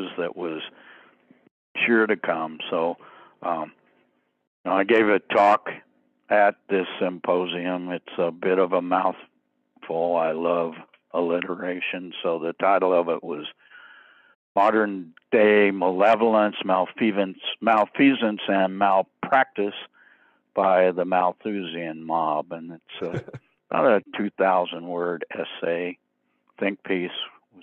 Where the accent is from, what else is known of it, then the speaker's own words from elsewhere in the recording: the Ozarks of Missouri, United States; I grew up in the Ozarks of Missouri, and the Bible Belt, and I was raised a Southern Baptist